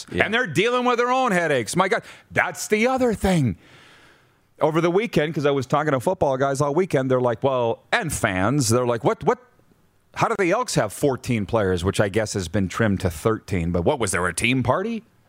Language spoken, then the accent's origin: English; Fort Macleod, Alberta, Canada; I'm from Fort McLeod, Alberta.